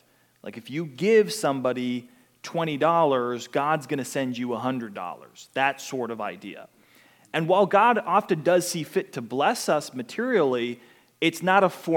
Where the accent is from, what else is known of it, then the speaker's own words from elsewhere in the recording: Pittsburgh, Pennsylvania, United States; now in Pensacola, United States; I grew up in Pittsburgh, Pennsylvania